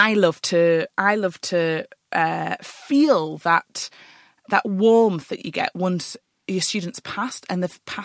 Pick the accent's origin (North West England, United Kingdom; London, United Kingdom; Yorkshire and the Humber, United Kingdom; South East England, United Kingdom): Yorkshire and the Humber, United Kingdom; also born or lived in Huddersfield; I'm a Yorkshire lass